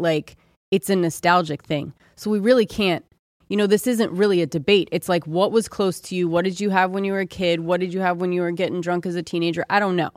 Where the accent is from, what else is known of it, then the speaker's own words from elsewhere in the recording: Ohio, United States; moved away; I grew up in Ohio